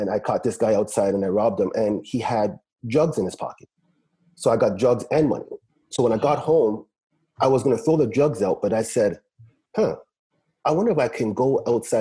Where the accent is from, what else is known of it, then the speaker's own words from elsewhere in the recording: Trinidad & Tobago; moved away; I grew up, you know, a basic West Indian child. I grew up back home in Trinidad.